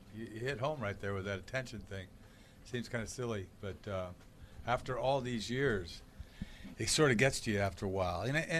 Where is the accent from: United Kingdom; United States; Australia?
United States; Boston, Massachusetts; I'm a New Englander. You know what I mean? I'm a Bostonian.